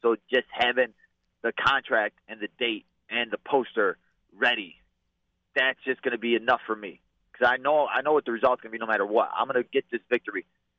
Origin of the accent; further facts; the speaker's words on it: Chicago, Illinois, United States; bro, we're both from Chicago.